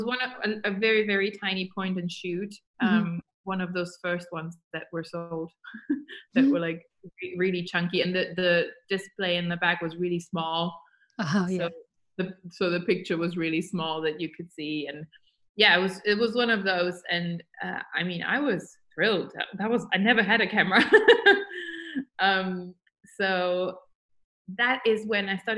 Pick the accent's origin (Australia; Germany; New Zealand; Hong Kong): Germany; moved away as an adult; now in London, United Kingdom; I moved to London from Germany when I was 19, first time, because then I moved back.